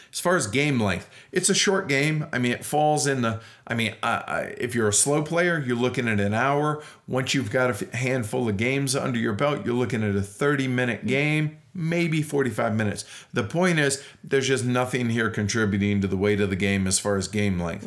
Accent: United States; as an American

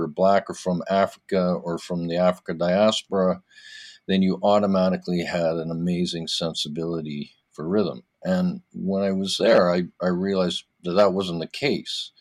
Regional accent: Vancouver, British Columbia, Canada; now in Toronto, Canada; I was born in Toronto, but then I grew up in Vancouver. I moved there very young. I grew up in Vancouver

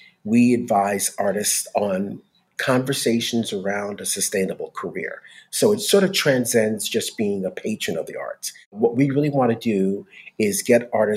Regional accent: New York City, New York, United States; now in Los Angeles, United States; born and raised in New York City

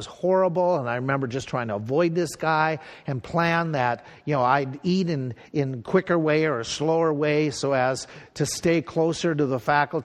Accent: Pierz, Minnesota, United States; this little town where I grew up in Piers and where I went to grade school

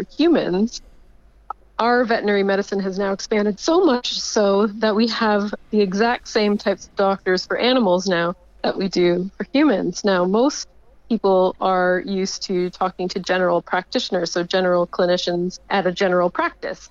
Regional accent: Canada; moved away as an adult; now in Melbourne, Australia; my home country of Canada

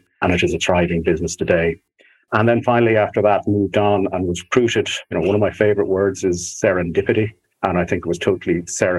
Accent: Dublin, Leinster, Ireland; I grew up in Dublin, although a very strong heritage and link which both my parents had with Cork, particularly West Cork

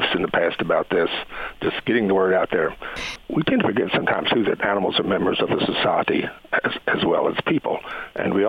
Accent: the South, United States; I'm from the South

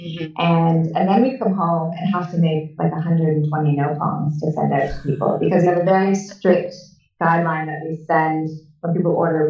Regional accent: Canada; And I've lived all over the world. And so I had people I'm Canadian. I had people from Canada.

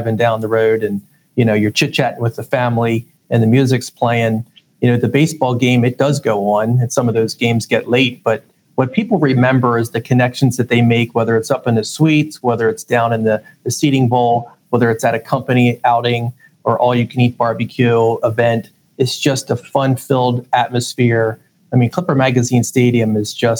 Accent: Lancaster, Pennsylvania, United States; I was born and raised in Lancaster

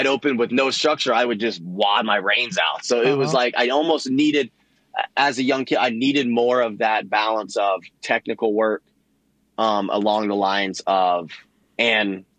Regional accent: Orlando, Florida, United States; I was born and raised in Orlando, Claremont

